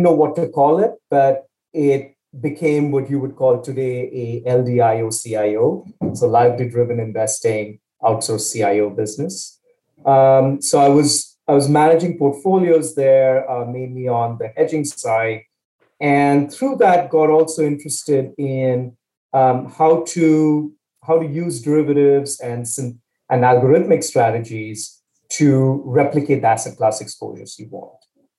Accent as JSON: {"language": "English", "town": "Chennai", "region": "Tamil Nadu", "country": "India", "tie": "born or raised there", "also_born_or_lived": "Pennsylvania, United States", "moved": "as an adult", "lives_now": "United States", "said": "So I grew up in India, town called Chennai in the south of India, came to the States for my undergrad"}